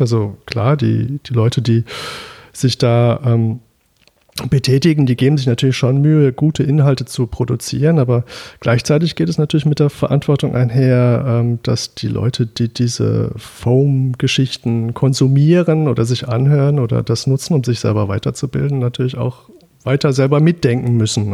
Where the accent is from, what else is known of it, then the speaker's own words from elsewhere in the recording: Düsseldorf, North Rhine-Westphalia, Germany; Ich bin in Düsseldorf aufgewachsen, weswegen ich traditionell etwas gegen Kölsch sein muss